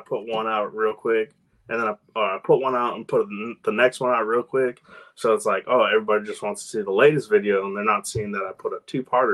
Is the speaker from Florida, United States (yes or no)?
yes; West Palm Beach, Florida, United States; moved away; also born or lived in Massachusetts; I was born in Florida, West Palm Beach. And then I lived in Massachusetts for a while.